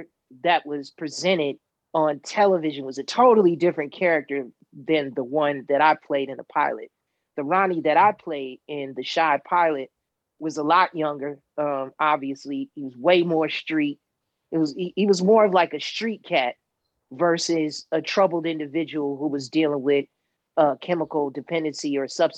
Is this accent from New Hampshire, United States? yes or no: no; Chicago, Illinois, United States; being a Chicagoan is something that those of us who were born and raised there were really proud about, especially Southsiders